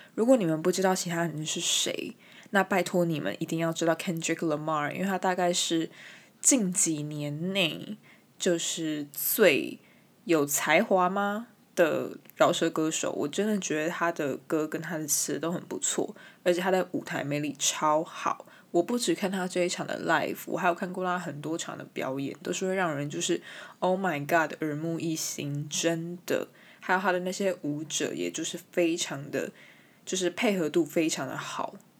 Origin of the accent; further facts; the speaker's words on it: Taiwan; first language Chinese; 我身为一个台湾人，我身为一个 从小接触中文，母语也是中文的人